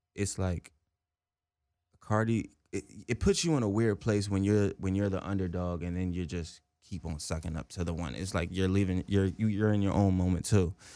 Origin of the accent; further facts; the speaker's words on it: New Jersey, United States; moved away; also born or lived in Willingboro; I'm right across the bridge in Jersey